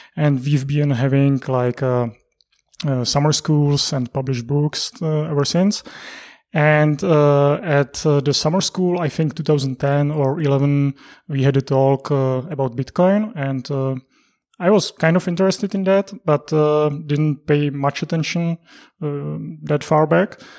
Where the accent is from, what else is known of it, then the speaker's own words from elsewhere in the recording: Prague, Czechia; I'm from Prague as well. I was actually, uh, born, mm, not that far away from Prague, and I lived in Prague for thirty years